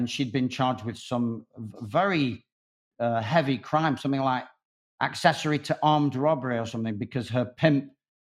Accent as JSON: {"language": "English", "town": "Manchester", "region": "North West England", "country": "United Kingdom", "tie": "born or raised there", "said": "I ended up back in Manchester, which is my hometown"}